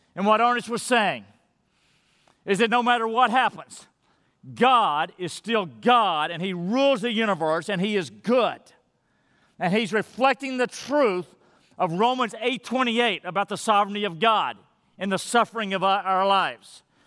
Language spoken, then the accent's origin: English; Madisonville, United States; moved away; I'm in Madisonville, my hometown